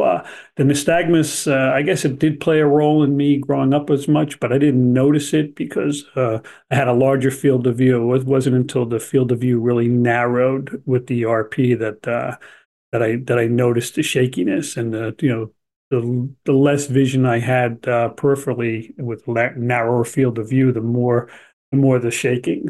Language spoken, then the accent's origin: English; New Jersey, United States; also born or lived in Albuquerque, New Mexico; I was born in New Jersey originally and grew up there. I also did go to grammar school in Albuquerque, New Mexico, and then back to New Jersey again to finish up grade school and then back into high school